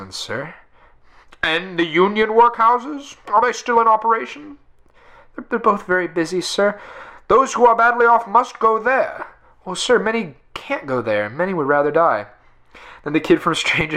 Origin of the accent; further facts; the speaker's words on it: United States; I'm an American